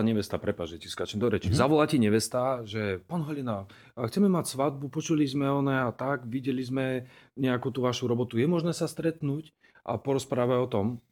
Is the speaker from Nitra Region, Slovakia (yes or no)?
no; Martin, Žilina Region, Slovakia; som Martinčan ako aj Janek, rozprávame relatívne čistou slovenčinou